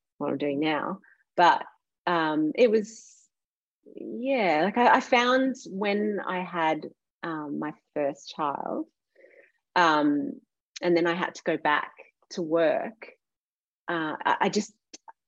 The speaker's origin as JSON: {"language": "English", "town": "Warragul", "region": "Victoria", "country": "Australia", "tie": "born or raised there", "also_born_or_lived": "Melbourne", "said": "I grew up in Gippsland and I went to school in Warragul"}